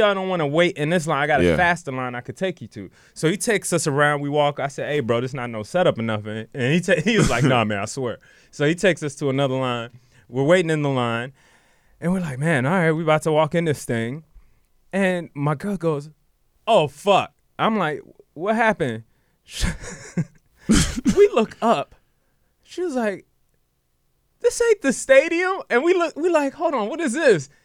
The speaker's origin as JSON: {"language": "English", "town": "Washington", "region": "District of Columbia", "country": "United States", "tie": "born or raised there", "moved": "yes", "lives_now": "Los Angeles, United States", "said": "my hometown team"}